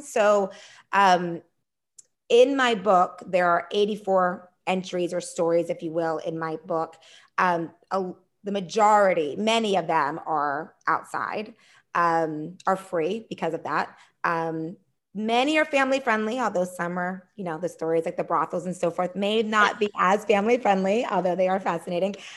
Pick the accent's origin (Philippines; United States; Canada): United States; Pennsylvania; moved away as an adult; also born or lived in Maryland; now in Washington, DC, United States; I am originally from Pennsylvania.